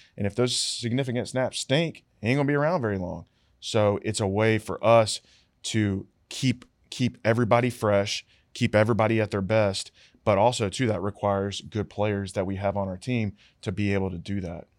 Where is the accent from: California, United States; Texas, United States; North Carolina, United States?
North Carolina, United States; Charlotte; moved away; I went back home to Charlotte 'cause I'm from Charlotte